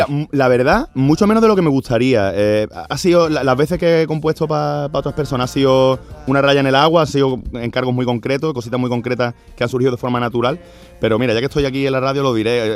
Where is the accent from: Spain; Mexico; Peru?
Spain; Andalusia; yo soy no solo soy andaluz, sino que soy andalucista